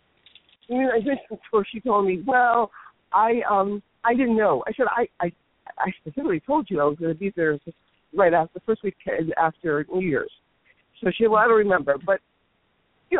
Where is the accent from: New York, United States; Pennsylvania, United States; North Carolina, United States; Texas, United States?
New York, United States; I'm from New York